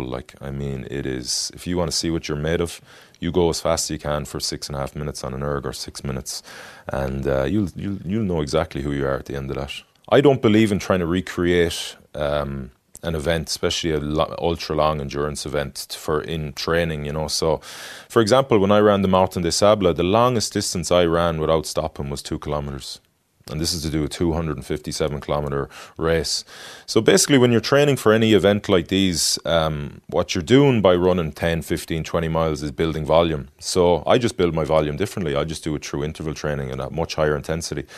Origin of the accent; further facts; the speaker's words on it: Galway, Connacht, Ireland; moved away as an adult; also born or lived in France; I grew up in Galway